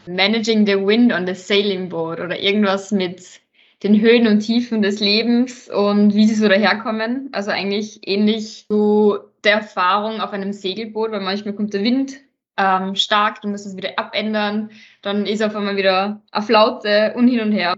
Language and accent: German; Salzburg, Austria; moved away as an adult; now in Vienna, Austria; ich bin ja auch nach Wien gezogen, ich bin ursprünglich aus Salzburg